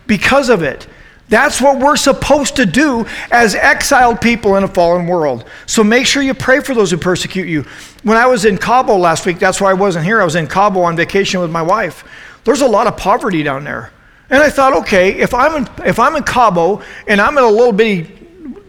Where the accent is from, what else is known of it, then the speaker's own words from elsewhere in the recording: United States; I'm an American